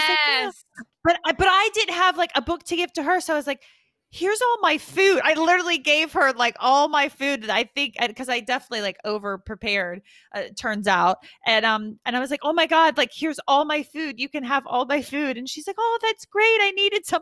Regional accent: United States; now in United Kingdom; I'm an American

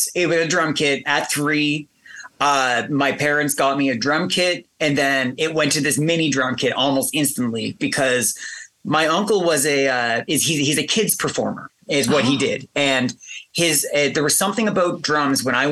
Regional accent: Sydney, Nova Scotia, Canada; also born or lived in Halifax, Nova Scotia; Where I grew up in Sydney

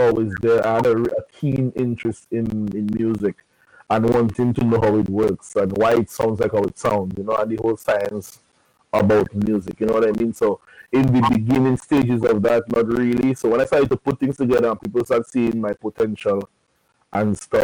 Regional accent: Dominica; In Dominica, in Buffet City, my community

